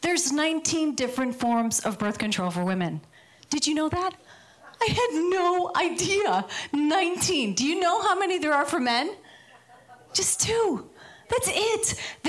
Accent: Midwest, United States; now in Los Angeles, United States; So I moved out here from the Midwest, and I love it in Los Angeles.

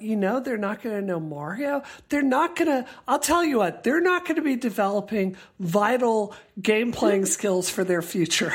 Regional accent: Mississippi, United States; also born or lived in Georgia; I grew up in Mississippi

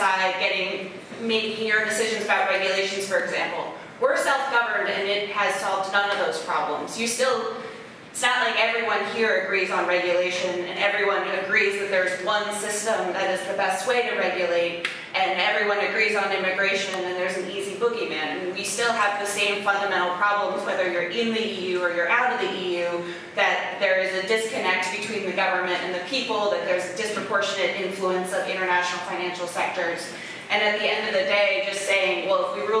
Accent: United States; I'm American

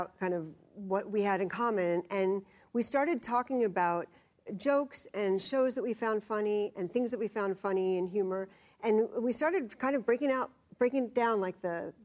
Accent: New York City, New York, United States; I grew up in around New York City, and my family's Jewish

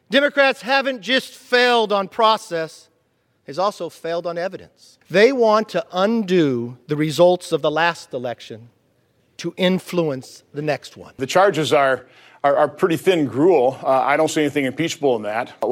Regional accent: United States; I've been a Republican all of my lifetime, but I'm an American first.

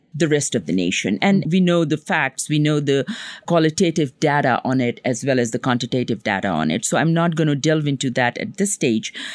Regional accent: Pakistan; now in Long Island, United States; I come from Pakistan

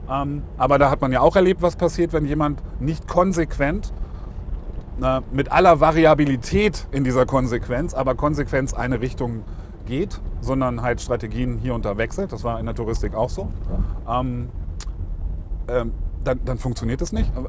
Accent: Lower Saxony, Germany; now in Stuttgart, Germany; Ich bin ja Niedersachse.

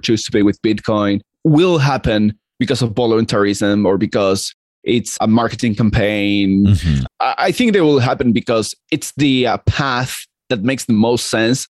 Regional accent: Argentina; I'm Argentinian and I grew up in Argentina

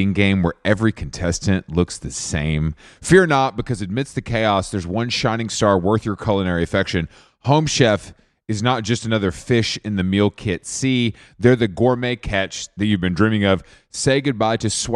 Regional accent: Atlanta, Georgia, United States; I'm from Atlanta, so I feel like the South, I gravitate towards it

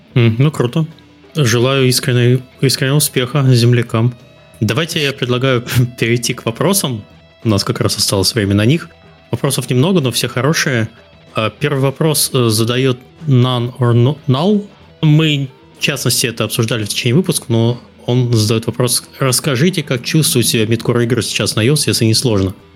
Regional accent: Kaliningrad, Kaliningrad Oblast, Russia; moved away as an adult; я сам из Калининграда, вы, наверное, вы, наверное не в курсе, а я из Калининграда, правда, вот три года назад переехал.

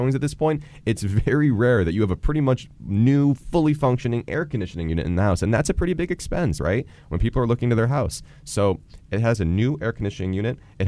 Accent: Boca Raton, Florida, United States; I grew up in Boca Raton.

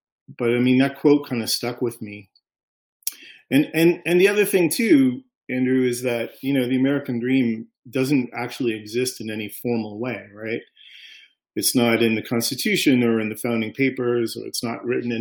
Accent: Canada; as a Canadian

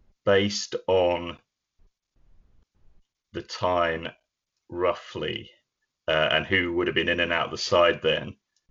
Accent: England, United Kingdom; I'm English

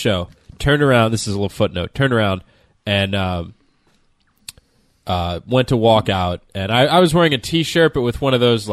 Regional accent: Florida, United States; I am from Florida

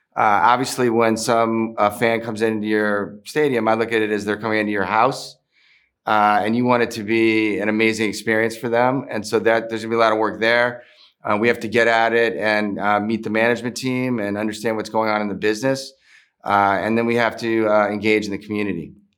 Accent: Maryland, United States; born or raised there; also born or lived in Philadelphia

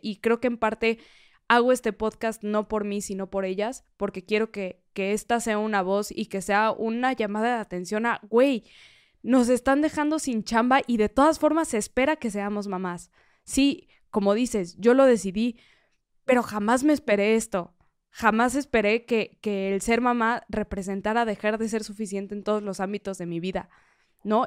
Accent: Mexico; como mexicanos

